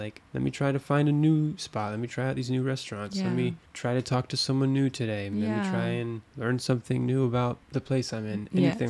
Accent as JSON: {"language": "English", "region": "Arizona", "country": "United States", "moved": "as an adult", "lives_now": "Paris, France", "said": "we're from Arizona."}